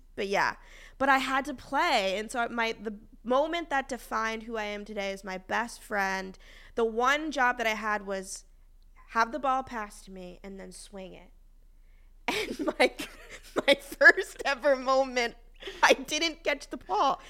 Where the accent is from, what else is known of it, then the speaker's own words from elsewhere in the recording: Boston, Massachusetts, United States; I'm from Boston